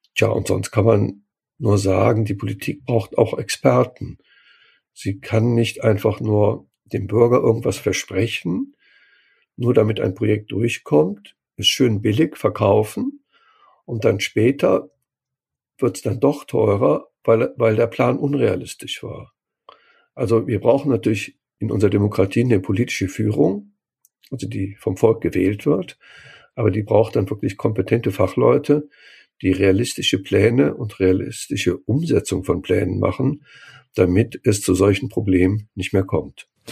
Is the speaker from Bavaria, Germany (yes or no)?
no; Cologne, North Rhine-Westphalia, Germany; moved away; ich komme ja aus Köln, ich bin da geboren, arbeite, lebe zwar jetzt nicht mehr